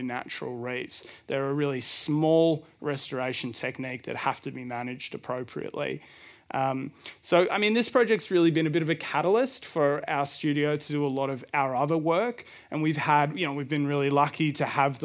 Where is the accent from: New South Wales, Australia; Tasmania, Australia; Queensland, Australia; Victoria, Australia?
Victoria, Australia; Melbourne; I'm from Melbourne, and our studio is called Reef Design Lab